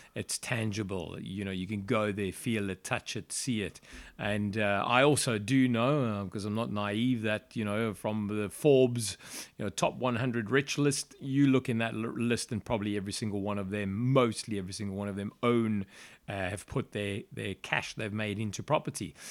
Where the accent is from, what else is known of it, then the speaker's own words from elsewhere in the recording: Johannesburg, Gauteng, South Africa; moved away as an adult; now in United Kingdom; I'm actually South African, born and raised in Johannesburg, South Africa. Uh, I lived there all my life until I came here in 2003.